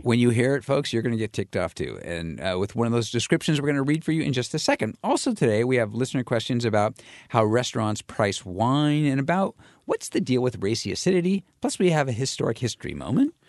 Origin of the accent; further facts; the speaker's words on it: California, United States; I come from California